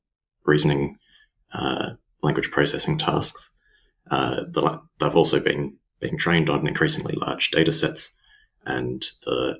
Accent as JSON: {"language": "English", "town": "Melbourne", "region": "Victoria", "country": "Australia", "also_born_or_lived": "London", "said": "I'm Australian. I'm from Melbourne, Australia."}